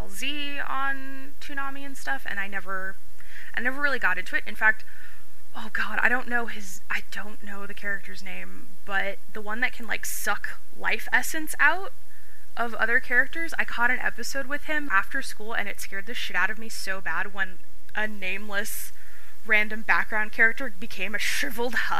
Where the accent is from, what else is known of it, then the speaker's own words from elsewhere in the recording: California, United States; accent: Californian; born and raised in California, as you can probably tell if you are listening to this from anywhere else in the United States, I probably sound very Californian